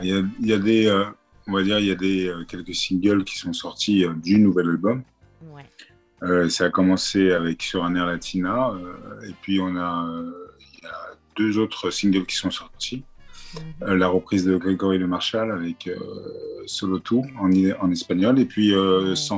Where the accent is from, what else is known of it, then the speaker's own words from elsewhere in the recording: France; je suis né en France